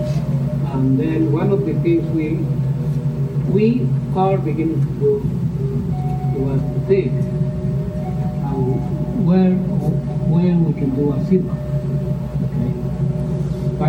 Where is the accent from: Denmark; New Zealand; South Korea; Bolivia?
Bolivia; moved away; I'm coming from South America, from Inca Indian people.